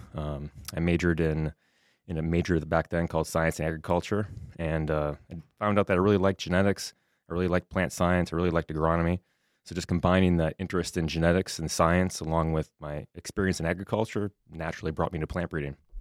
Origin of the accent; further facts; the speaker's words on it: Southwest Minnesota, United States; moved away as an adult; also born or lived in Wisconsin / New York / Nebraska; come back here to Minnesota, my home state